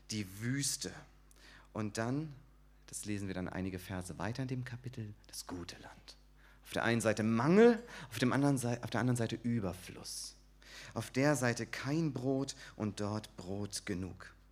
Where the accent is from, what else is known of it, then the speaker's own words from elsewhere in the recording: Sandhausen, Baden-Württemberg, Germany; Ich komme aus Sandhausen, bin dort in der christlichen Gemeinde Sandhausen